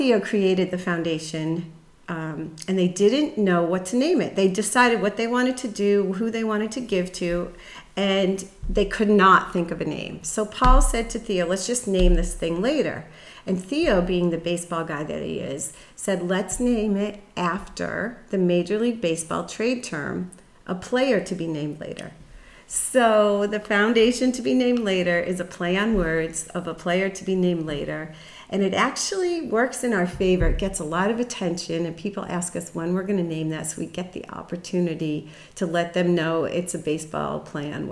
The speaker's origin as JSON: {"language": "English", "town": "Pittsfield", "region": "Massachusetts", "country": "United States", "tie": "born or raised there", "said": "I grew up in Pittsfield, Mass. I went to Taconic High School"}